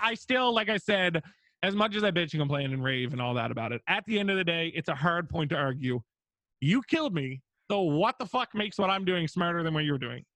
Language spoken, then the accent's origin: English; Newfoundland and Labrador, Canada; I'm a Newfoundlander from Canada